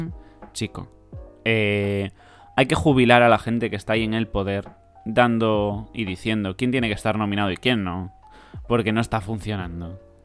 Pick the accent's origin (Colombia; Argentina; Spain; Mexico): Spain; siendo español